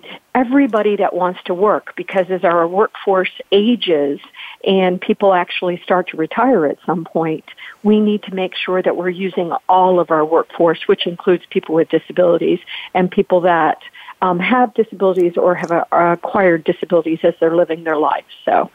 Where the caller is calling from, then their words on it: Virginia, United States; Well, I am joining from Virginia. So I'm pretty close to you, North Carolina